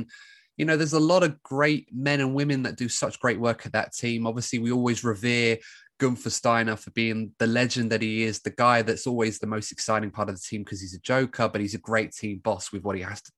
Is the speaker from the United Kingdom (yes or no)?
yes; England, United Kingdom; being English